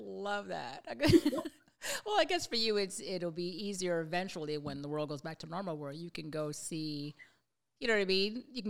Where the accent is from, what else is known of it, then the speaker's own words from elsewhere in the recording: Montreal, Quebec, Canada; I come from Montreal, Quebec.